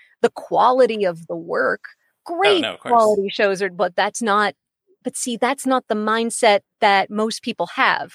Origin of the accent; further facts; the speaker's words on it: Pittsburgh, Pennsylvania, United States; growing up in Pittsburgh